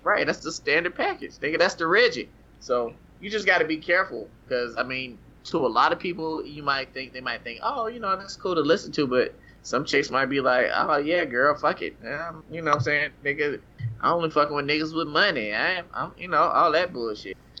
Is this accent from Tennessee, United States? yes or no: yes; Tennessee, United States; I grew up in Tennessee